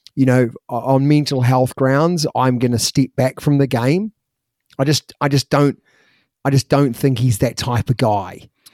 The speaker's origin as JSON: {"language": "English", "town": "Christchurch", "region": "Canterbury", "country": "New Zealand", "tie": "born or raised there", "said": "when we were growing up in New Zealand"}